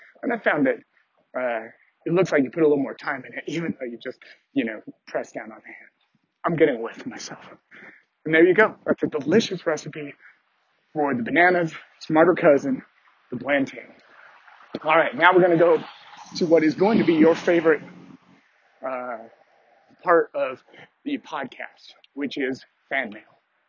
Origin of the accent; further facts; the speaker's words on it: Canada; I've heard of America Online, even though I'm Canadian.